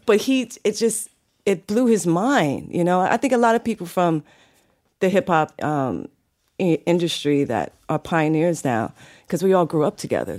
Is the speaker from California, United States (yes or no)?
no; New York City, New York, United States; also born or lived in Bronx, New York; I was born in the Bronx, but I was raised in Harlem in Brooklyn.